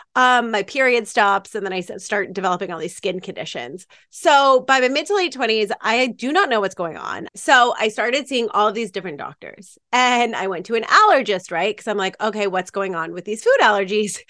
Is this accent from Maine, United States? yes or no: yes; Maine, United States; moved away as an adult; also born or lived in New York; I grew up in Maine, uh, with some hippy-dippy parents in the middle of the woods